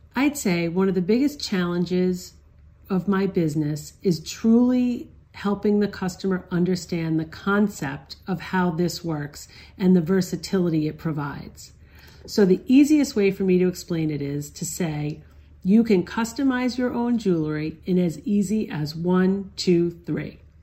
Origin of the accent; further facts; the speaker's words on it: Barrington, Rhode Island, United States; I grew up in Barrington, Rhode Island, with my parents and four siblings